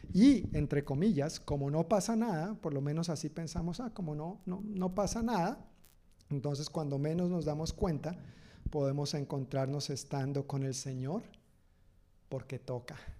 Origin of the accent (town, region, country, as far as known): Colombia; now in Tacoma, United States